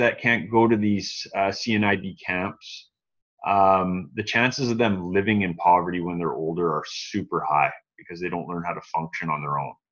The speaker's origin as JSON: {"language": "English", "country": "Canada", "said": "as a Canadian, I would much rather be going in December"}